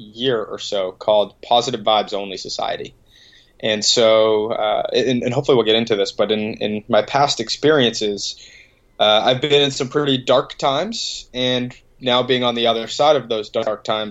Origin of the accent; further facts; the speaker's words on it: Boston, Massachusetts, United States; grew up a couple minutes outside the city